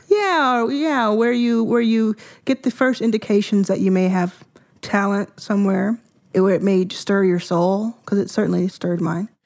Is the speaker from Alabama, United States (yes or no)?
no; Dallas, Texas, United States; also born or lived in Jackson, Mississippi; I grew up in Dallas, Texas. I was born in Jackson, Mississippi. at where my mom was born, and we quickly moved to Dallas.